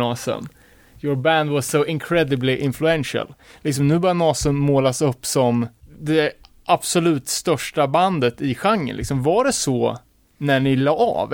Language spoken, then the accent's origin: Swedish; Örebro, Örebro County, Sweden; som Örebroare